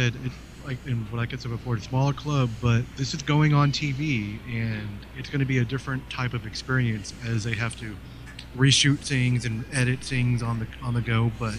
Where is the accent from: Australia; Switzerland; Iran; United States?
United States; Houston, Texas; I'm actually from Houston